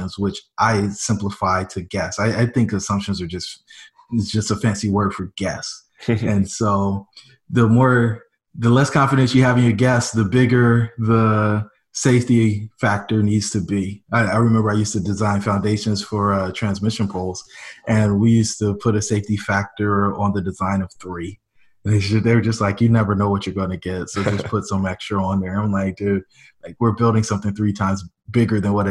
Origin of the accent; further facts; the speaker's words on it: Fayetteville, North Carolina, United States; moved away as an adult; now in Greensboro, United States; where I grew up in Fayetteville